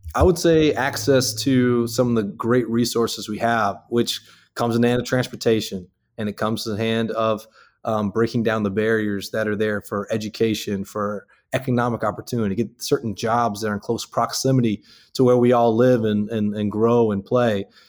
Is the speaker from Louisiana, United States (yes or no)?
yes; Houma, Louisiana, United States; moved away as an adult; also born or lived in Lafayette, Louisiana; now in Baton Rouge, United States; I'm from Houma, Louisiana